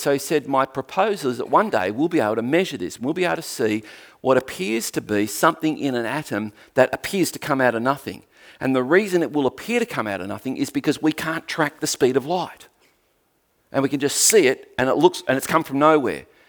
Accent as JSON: {"language": "English", "region": "Tasmania", "country": "Australia"}